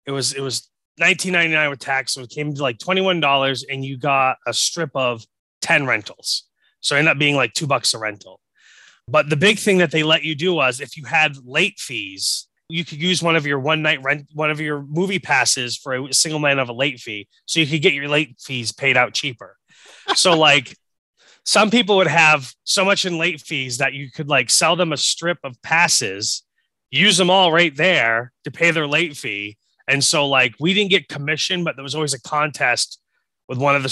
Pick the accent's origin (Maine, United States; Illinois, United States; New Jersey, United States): Maine, United States; Gardiner; So like we didn't have a video rental store in my hometown